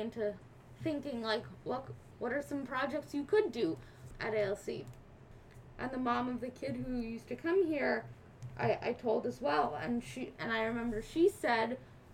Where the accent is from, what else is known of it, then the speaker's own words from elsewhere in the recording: New York City, New York, United States; also born or lived in London; I grew up here in New York City.